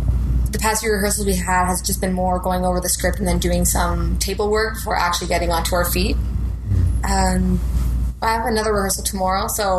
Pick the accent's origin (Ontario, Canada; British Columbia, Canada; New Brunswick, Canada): Ontario, Canada; Rockland; born or raised there; also born or lived in Ottawa